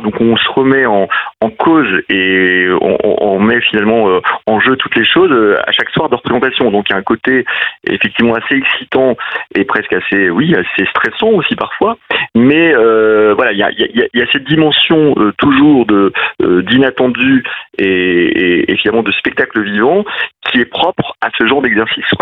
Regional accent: Nancy, Grand Est, France; c'est à la fois ma ville natale

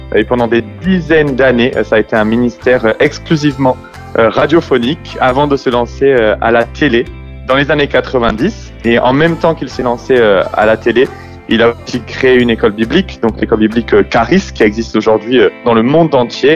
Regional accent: France; moi je suis né en France, j'ai la culture très française

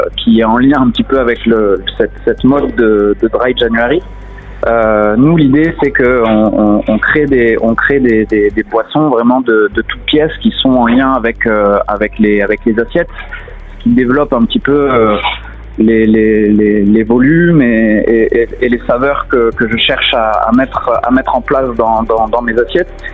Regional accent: south of France, France; also born or lived in Montpellier; now in Paris, France; Je suis originaire du, sud de la France

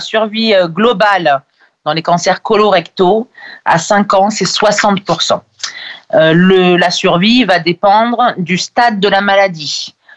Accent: France; chez nous en France

